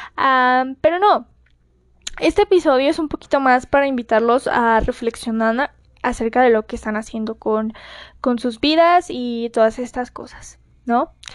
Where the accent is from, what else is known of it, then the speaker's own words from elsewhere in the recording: Mexico; para mi gente de México, que como saben ya estamos muy acostumbrados a los sismos acá